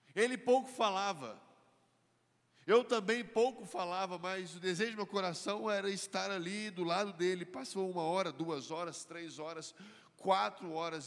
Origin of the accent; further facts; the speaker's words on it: Belo Horizonte, Minas Gerais, Brazil; Eu cresci aqui em Belo Horizonte